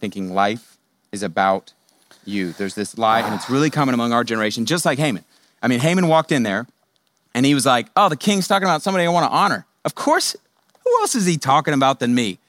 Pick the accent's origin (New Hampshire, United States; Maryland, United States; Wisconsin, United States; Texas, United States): Texas, United States; Houston; I grew up in Houston